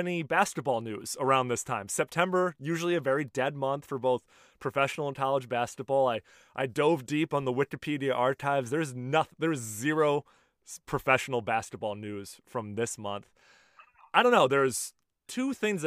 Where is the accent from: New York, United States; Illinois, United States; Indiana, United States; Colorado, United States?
Illinois, United States; Chicago; moved away; dialing in from my hometown of Chicago, Illinois.